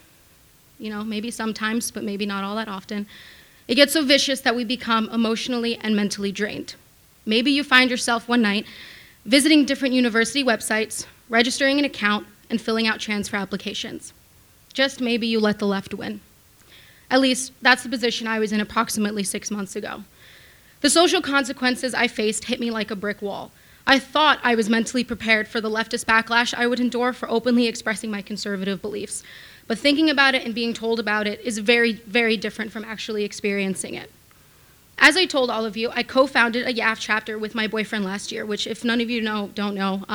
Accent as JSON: {"language": "English", "town": "New York City", "region": "New York", "country": "United States", "tie": "born or raised there", "said": "I was born and raised in Manhattan by my fairly liberal grandmother"}